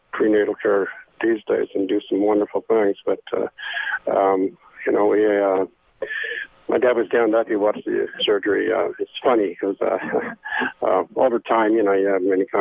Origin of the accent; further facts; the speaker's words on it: Santa Monica, California, United States; also born or lived in Long Beach, California; I was born in Los Angeles on the west side, actually Long Beach. Then we moved to Santa Monica, 1948.